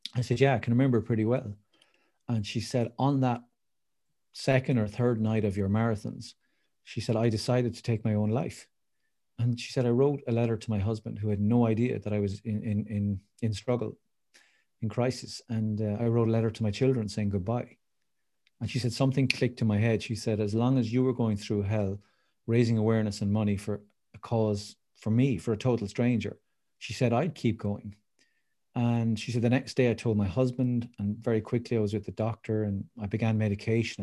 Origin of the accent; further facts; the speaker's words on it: Waterford, Munster, Ireland; I live in Waterford City, which is famous for its crystal down in the southeast of Ireland